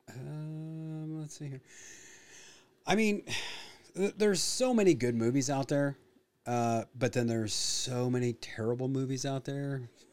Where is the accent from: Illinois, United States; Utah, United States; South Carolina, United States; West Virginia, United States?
Illinois, United States; growing up in Illinois